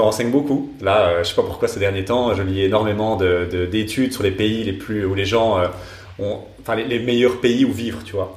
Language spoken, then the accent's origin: French; Belgium; on est belge